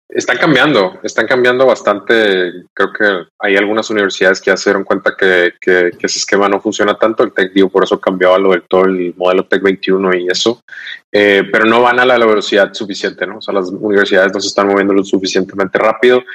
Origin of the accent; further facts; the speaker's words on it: Los Mochis, Sinaloa, Mexico; now in Monterrey, Mexico; soy regio adoptado. Vivo en mm. Monterrey desde, desde hace ya cerca de 15 años. Em, eh, pero soy de Sinaloa, soy de los Boches, Sinaloa.